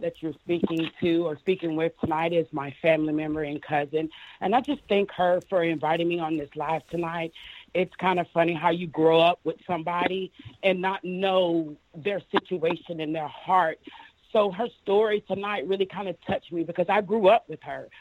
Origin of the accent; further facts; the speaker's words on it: Panama City, Florida, United States; I'm originally born and raised in Panama City